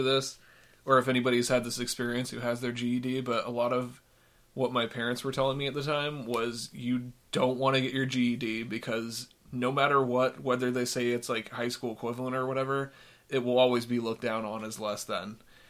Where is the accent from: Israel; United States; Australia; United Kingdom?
United States; Denver, Colorado; also born or lived in Florida / Tennessee; I've lived in northern Florida, Tennessee, mostly Colorado. I grew up around Denver, in all over the Denver metro area, but spent the most time around Montbello area, which anybody who knows Denver knows that that's not a great area.